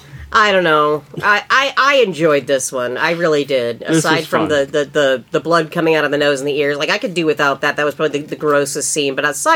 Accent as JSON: {"language": "English", "area": "North Scott High School", "region": "Iowa", "country": "United States", "tie": "born or raised there", "said": "That's where we went to high school."}